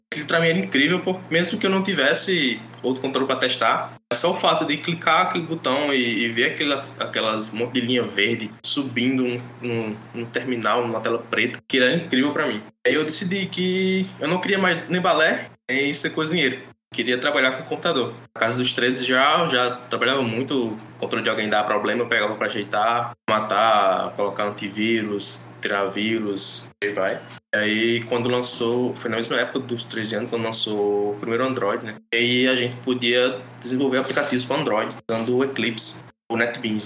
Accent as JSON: {"language": "Portuguese", "region": "interior of Paraíba", "country": "Brazil", "tie": "born or raised there", "said": "sou daqui da Paraíba, do interior da Paraíba, moro em Cajazeiras."}